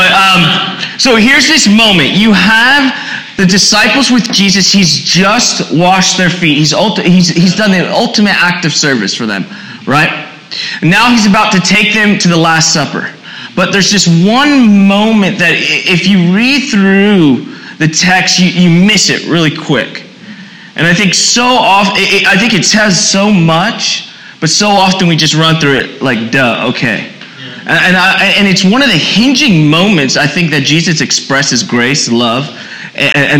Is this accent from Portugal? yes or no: no; East Coast, United States; also born or lived in Puerto Rico; I'm from the East Coast